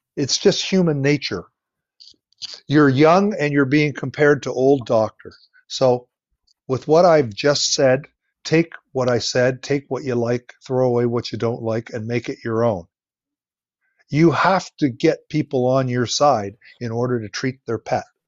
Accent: Ontario, Canada; moved away as an adult; also born or lived in Nova Scotia; I am from Ontario. That's where my family is all from

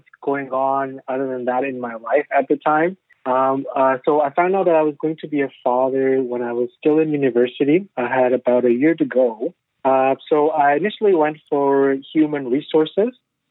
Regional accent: Pakistan; moved away as an adult; also born or lived in China; now in Canada; I was born in China. So we were in China for, I think, 3 years. And then we moved back to Pakistan

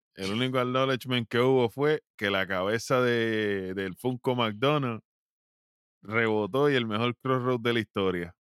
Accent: Puerto Rico; como buen boricua

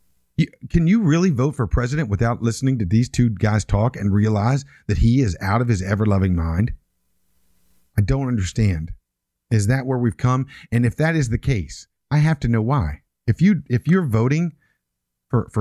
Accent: West Virginia, United States; I was born in West Virginia.

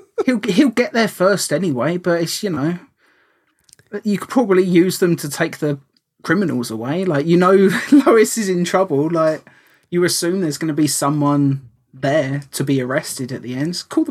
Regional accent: United Kingdom; that is sacrilege as a British person to say that I prefer the American version.

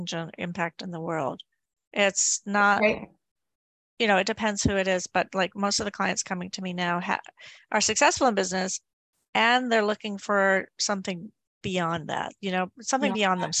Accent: Maine, United States; he's from the state of Maine too. So he's from my home state.

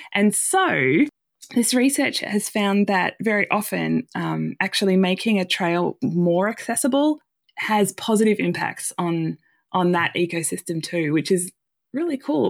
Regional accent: Australia; moved away as an adult; now in United States; as an Australian living in the U S

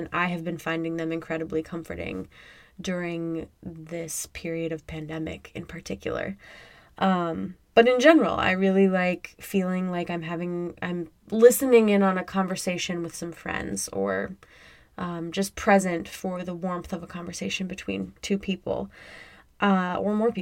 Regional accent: Midwest, United States; I grew up in the Midwest.

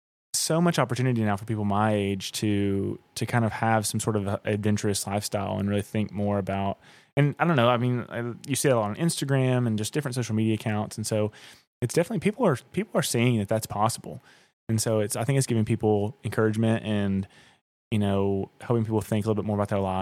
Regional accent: Southeast, United States; I mean, I'm from the Southeast.

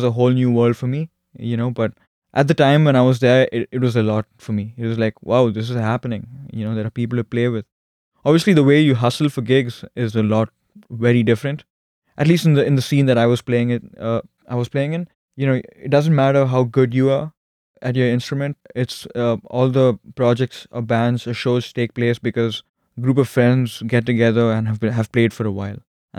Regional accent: Bangalore, Karnataka, India; I'm from Bangalore, which is in a state called Karnataka.

